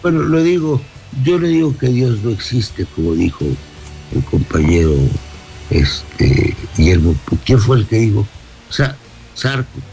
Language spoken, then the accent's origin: Spanish; Mexico; somos todos los mexicanos